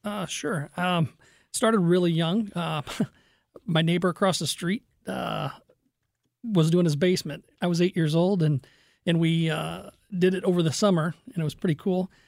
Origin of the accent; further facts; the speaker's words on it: Fenton, Missouri, United States; also born or lived in Kirkwood / Crestwood; I grew up in Fenton